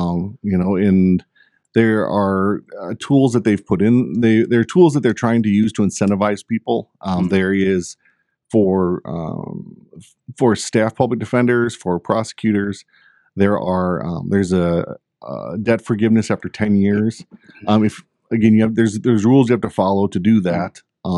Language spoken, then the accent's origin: English; Gwinn, Michigan, United States; also born or lived in Germany; I grew up, I was born on a military base in Germany. My parents went back and forth. So I lived up in good old K.I. Sawyer in Gwinn, Michigan. Went back to Germany, lived there until I attended kindergarten in Germany.